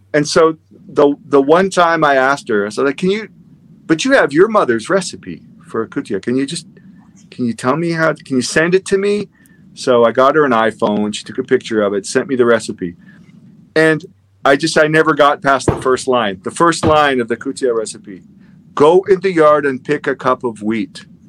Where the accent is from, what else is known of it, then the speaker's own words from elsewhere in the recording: Winnipeg, Manitoba, Canada; also born or lived in Toronto; now in Texas, United States; I was born in Winnipeg.